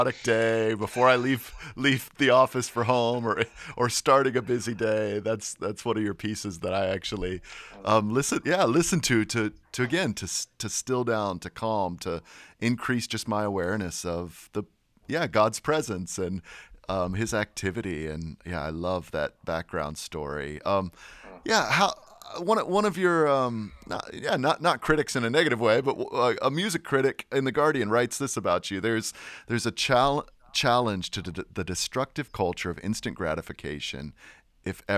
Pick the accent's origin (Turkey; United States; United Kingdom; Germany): United States; as an American